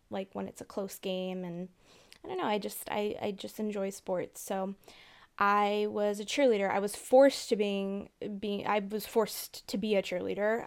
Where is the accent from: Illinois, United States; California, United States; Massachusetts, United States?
California, United States; Southern; I grew up in Southern California